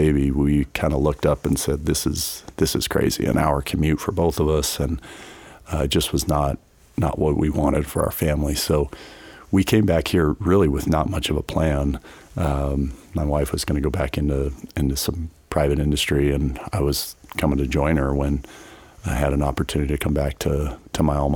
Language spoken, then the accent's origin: English; Front Range, Colorado, United States; now in Grand Junction, United States; I grew up on the Front Range